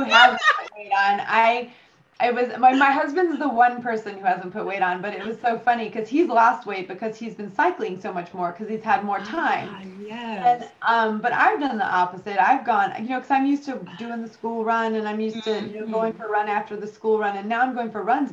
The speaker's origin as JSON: {"language": "English", "country": "United States", "moved": "yes", "lives_now": "United Kingdom", "said": "you and I are both American"}